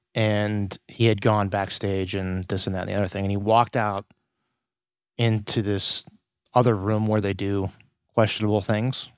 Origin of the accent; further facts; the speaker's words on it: Youngstown, Ohio, United States; I'm from Youngstown